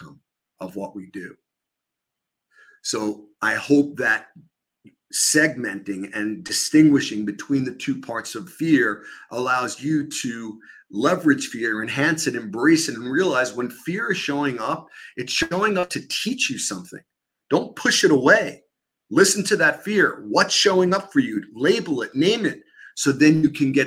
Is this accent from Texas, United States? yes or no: no; New York, United States; accent: New York; my New York accent